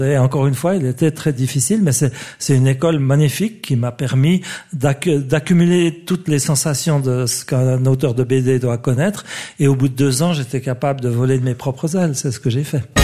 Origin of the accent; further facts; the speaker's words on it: Switzerland; je suis suisse